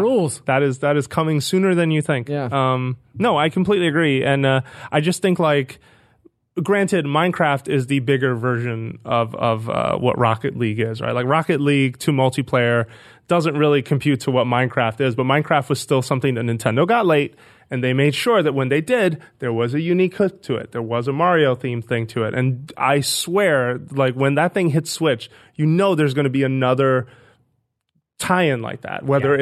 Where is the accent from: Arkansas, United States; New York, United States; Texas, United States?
New York, United States; New York City; moved away as an adult; now in San Francisco, United States; I grew up in the Bronx, with not too far from Fordham Road